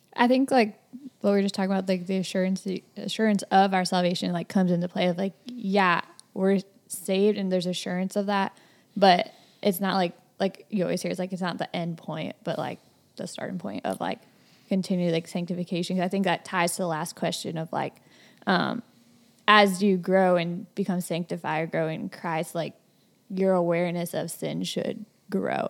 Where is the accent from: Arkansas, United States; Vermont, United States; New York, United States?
New York, United States; Rochester; also born or lived in Cedarville, Ohio; I grew up here in Rochester all my life